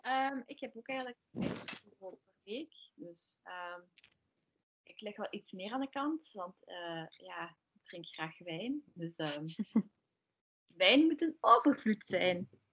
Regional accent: Limburg, Flanders, Belgium; moved away as an adult; now in Antwerp, Belgium; ik kom zelf van Limburg, dat is wel een stukje van Antwerpen

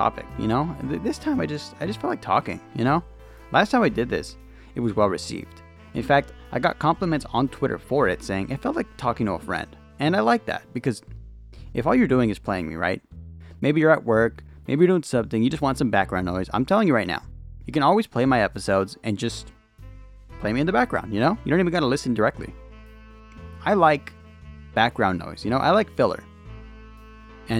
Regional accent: California, United States; I'm from California, where it's always fucking hot

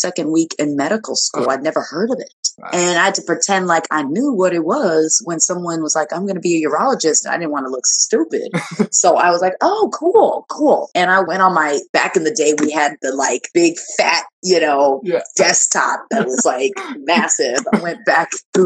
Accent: Nigeria; moved away; I'm Nigerian. Born in Nigeria, immigrant.

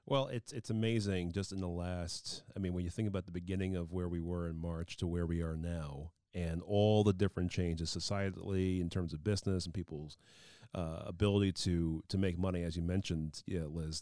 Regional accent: New York, United States; I, feel as a New Yorker

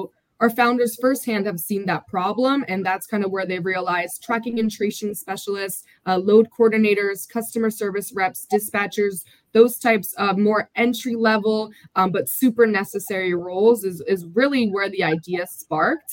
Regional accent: Delaware, United States; I was born and raised in Delaware, my family

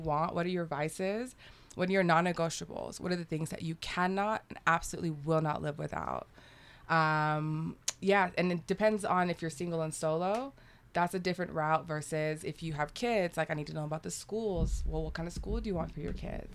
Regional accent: South Texas, United States; moved away as an adult; also born or lived in Qatar / Antigua; now in Mexico City, Mexico; I'm from the border. I'm from Texas, deep south

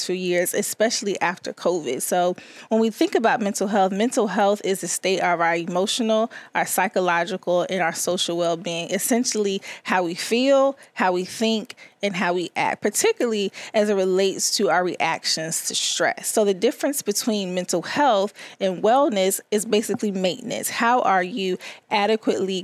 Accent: Chesapeake, Virginia, United States; also born or lived in Richmond, Virginia; I was born in Richmond, but I was raised in Chesapeake, Virginia

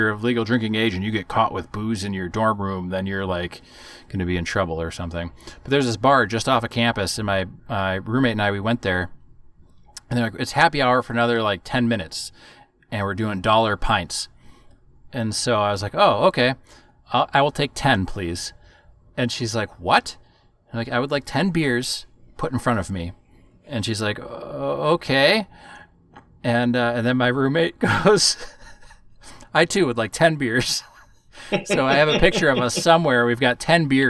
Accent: Wisconsin, United States; moved away; I'm from Wisconsin

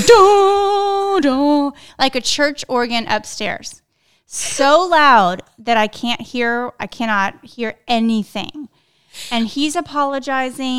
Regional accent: South Texas, United States; I grew up in South Texas.

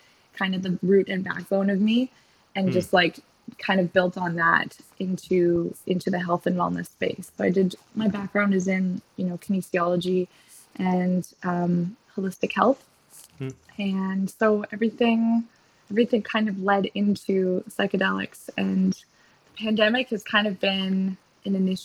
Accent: Niagara region, Ontario, Canada; moved away as an adult; also born or lived in Victoria, Canada; now in Toronto, Canada; I'm originally from just outside of Toronto in the Niagara region, wine region. Yeah. So grew up in the country

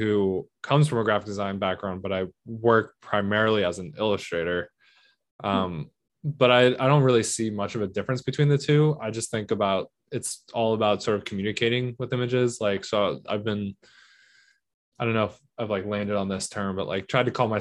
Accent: United States; I'm an American. Like I'm born mm-hmm. and raised here

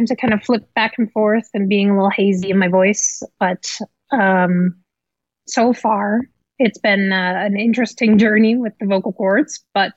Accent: Amsterdam, North Holland, Netherlands; moved away as an adult; now in United States; I was born in Amsterdam, the Netherlands, to a Dutch father and an American mother. And I, you know, grew up in Amsterdam.

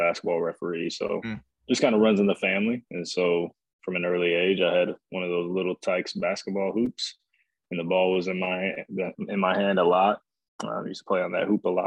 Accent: Fort Wayne, Indiana, United States; I was born and raised in Fort Wayne, Indiana, born in 1991

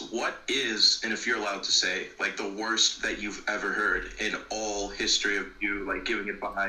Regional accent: United States; as an American.

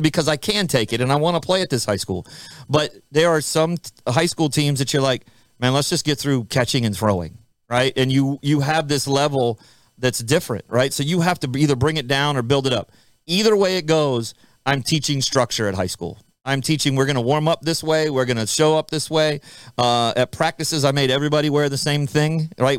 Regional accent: Florida, United States; moved away; I grew up in Florida.

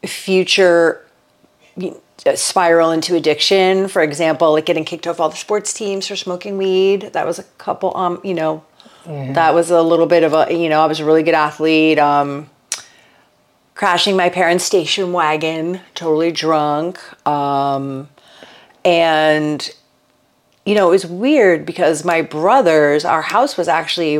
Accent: Stamford, Connecticut, United States; I grew up in Connecticut, Stamford, Connecticut, in the 70s.

